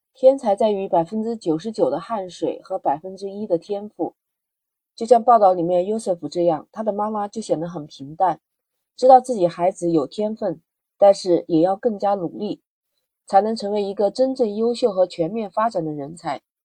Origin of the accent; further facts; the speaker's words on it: China; 在我们中国